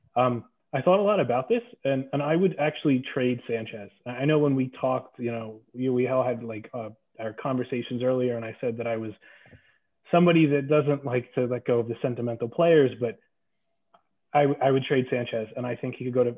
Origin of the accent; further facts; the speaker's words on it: Pennsylvania, United States; moved away; also born or lived in New York / Milwaukee / Panama; I was born in New York, raised in Pennsylvania